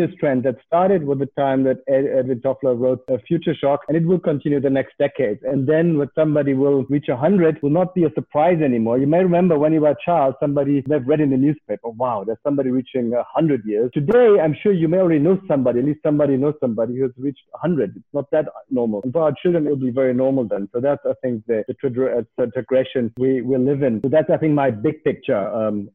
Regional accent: Germany; moved away as an adult; also born or lived in United States / Indonesia / Africa; I live in Europe. I am from Germany initially.

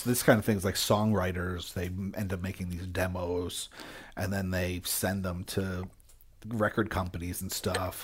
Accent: Jersey Shore, New Jersey, United States; moved away; also born or lived in Philadelphia / Albany; I grew up in Jersey Shore

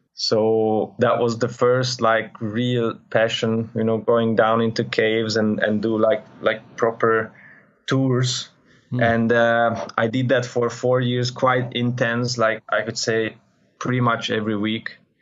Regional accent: Budapest, Hungary; I come from Hungary, Budapest, so quite flatland country

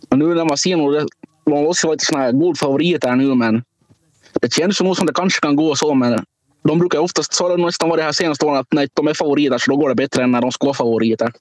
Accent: Finland; vi är från Finland

